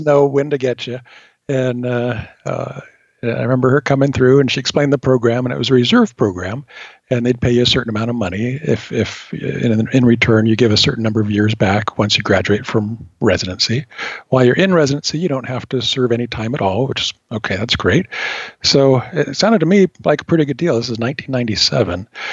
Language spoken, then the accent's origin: English; California, United States; moved away as an adult; born and raised in California, and absolutely at the time did not want to leave it.